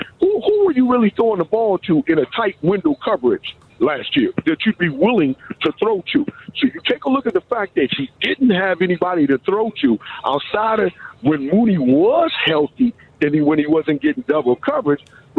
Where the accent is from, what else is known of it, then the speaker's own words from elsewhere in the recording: Markham, Illinois, United States; Yeah, we grew up together. We grew up in the South Suburbs.